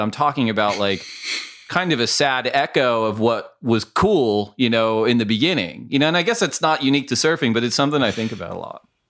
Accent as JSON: {"language": "English", "town": "Mission Viejo", "region": "California", "country": "United States", "said": "I was from Mission Viejo, California at that time"}